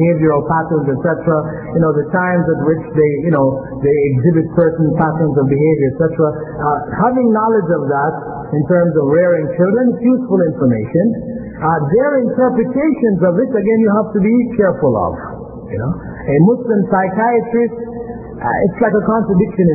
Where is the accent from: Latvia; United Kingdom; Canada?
Canada; Toronto, Ontario; I grew up here in Toronto, I went to Jarvis in town, and I went to Northview Heights in Willowdale